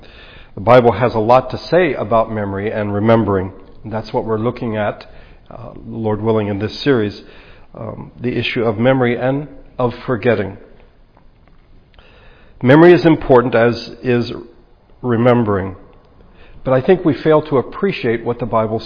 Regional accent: United States; as American Christians

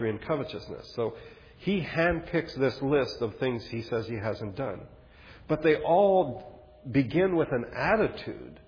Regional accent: United States; as an American

